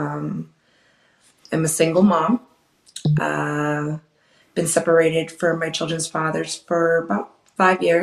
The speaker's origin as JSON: {"language": "English", "town": "Wilkes-Barre", "region": "Pennsylvania", "country": "United States", "tie": "born or raised there", "said": "I grew up in Wilkes-Barre, Scranton"}